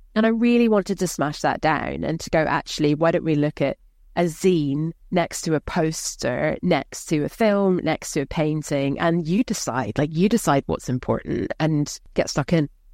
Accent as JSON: {"language": "English", "region": "Scotland", "country": "United Kingdom", "said": "I'm from a working class background, I'm Scottish"}